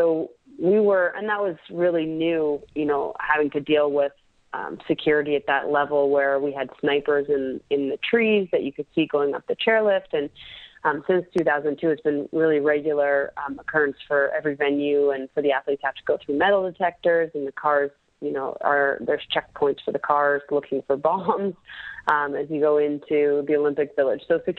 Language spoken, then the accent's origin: English; Canada; it doesn't take long before you realize how lucky we are to be Canadian.